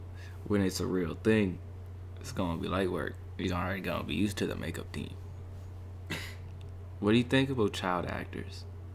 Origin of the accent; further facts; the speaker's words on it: Canada; we're Canadian